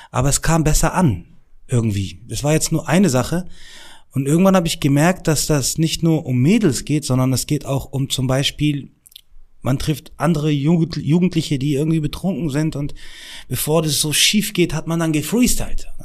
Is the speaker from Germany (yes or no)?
no; Morocco; ich bin 17 Jahre alt, ich komme aus Marokko, bla bla bla.